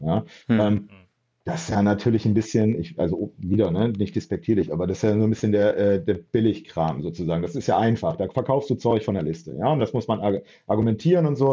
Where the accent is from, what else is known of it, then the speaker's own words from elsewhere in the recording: Bremen, Germany; moved away as an adult; also born or lived in Frankfurt; ich bin nach ähm, über zehn Jahren in Frankfurt äh, wieder nach Bremen zurückgezogen, meine Heimatstadt